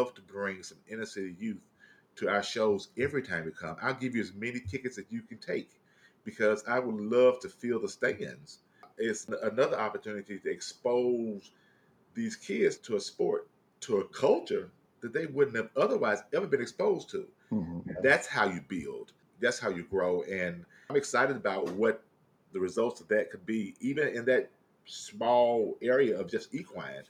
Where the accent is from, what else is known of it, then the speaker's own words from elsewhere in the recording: the South, United States; I'm from the South, so, you know, church affiliation